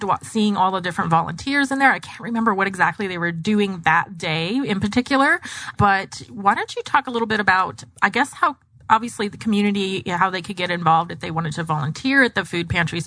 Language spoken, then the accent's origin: English; Gilbert, Arizona, United States; also born or lived in Mesa, Arizona / Phoenix, Arizona; now in Tempe, United States; I grew up in Gilbert and East Mesa